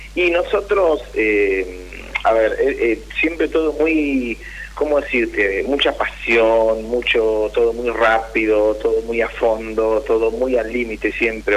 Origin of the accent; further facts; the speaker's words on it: Mar del Plata, Buenos Aires Province, Argentina; De Mar del Plata.